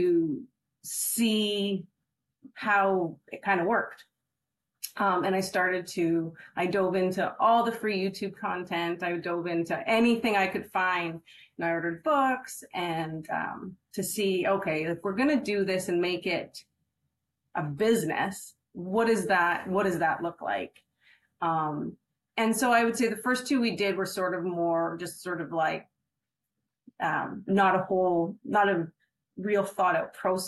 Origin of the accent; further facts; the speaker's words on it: Canada; also born or lived in Mexico; now in Fresno, United States; I'm from Canada originally, and moved to the United States 2 years ago, but actually moved from Mexico.